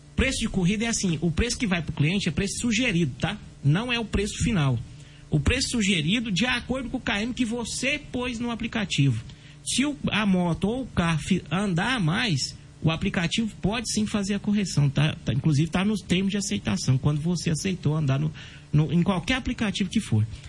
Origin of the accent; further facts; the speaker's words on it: Brazil; nós somos brasileiros